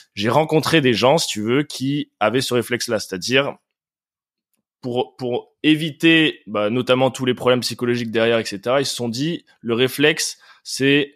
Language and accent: French; France; now in Paris, France; nous, en tant que Français, en tant qu'Européens